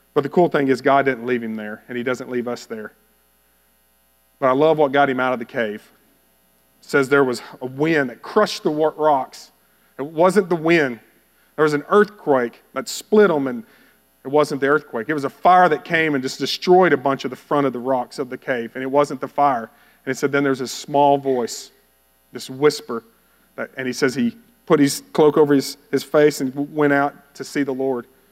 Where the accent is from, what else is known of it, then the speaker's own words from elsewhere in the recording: Bowie, Texas, United States; moved away; I grew up in Bowie, Texas